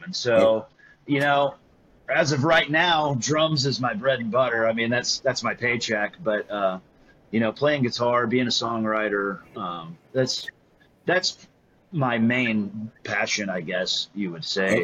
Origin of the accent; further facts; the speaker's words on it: Greenville, Texas, United States; growing up in Greenville, Texas